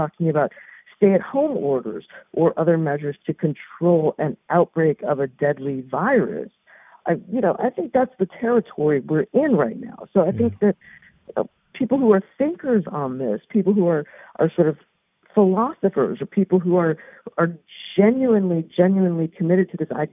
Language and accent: English; New York, United States; moved away as an adult; now in Boston, United States; my home state of New York